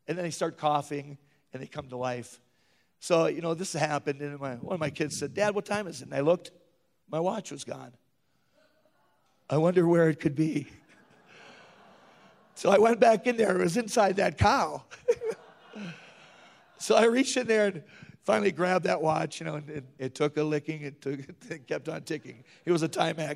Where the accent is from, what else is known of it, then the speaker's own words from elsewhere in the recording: northern Minnesota, United States; moved away as an adult; also born or lived in Williston, North Dakota; I usually made it home every year to my mom's house, small hometown, northern Minnesota.